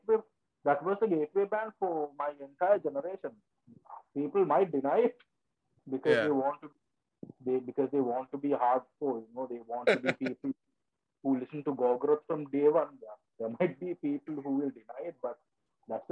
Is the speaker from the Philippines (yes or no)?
no; Ratmalana, Western Province, Sri Lanka; now in United Arab Emirates; I'm from Ratmala.